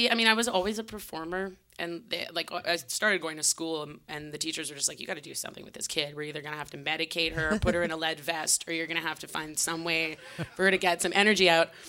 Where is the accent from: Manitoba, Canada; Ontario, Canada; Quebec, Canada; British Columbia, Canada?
British Columbia, Canada; Vancouver; We all of us are actually born and raised in Vancouver, which is kind of interesting because it's a bit of a transient city.